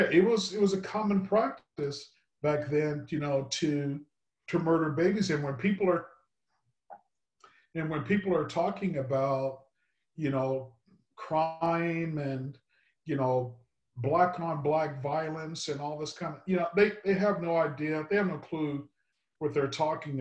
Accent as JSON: {"language": "English", "region": "Texas", "country": "United States", "tie": "born or raised there", "moved": "yes", "said": "I grew up in Texas"}